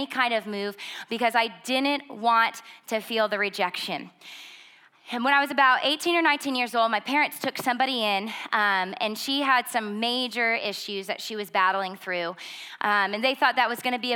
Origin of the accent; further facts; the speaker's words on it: Schroon Lake, New York, United States; we grew up in Scroon Lake, New York. It's about 2,500 people